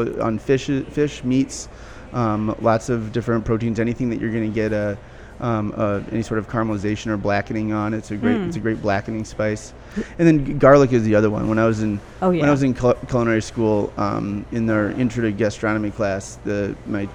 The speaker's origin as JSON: {"language": "English", "town": "Minneapolis", "region": "Minnesota", "country": "United States", "tie": "born or raised there", "also_born_or_lived": "Chicago / California", "moved": "as an adult", "said": "I was born and raised here in South Minneapolis"}